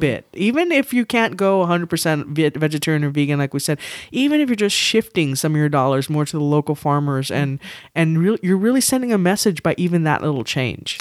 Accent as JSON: {"language": "English", "town": "San Antonio", "region": "Texas", "country": "United States", "tie": "born or raised there", "said": "I grew up in San Antonio"}